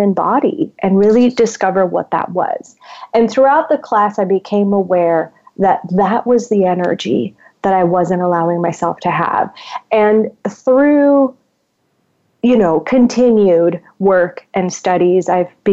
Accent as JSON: {"language": "English", "country": "Puerto Rico", "said": "I am originally from Puerto Rico, so I am, you know, a Latin woman. And I grew up in a upper middle class Latin home."}